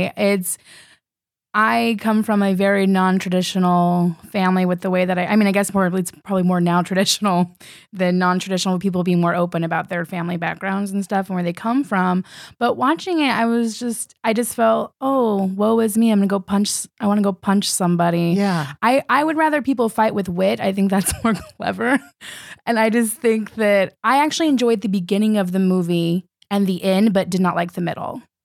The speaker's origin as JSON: {"language": "English", "region": "California", "country": "United States", "moved": "yes", "lives_now": "New York, United States", "said": "I'm originally from California. I've been here in New York for seven years"}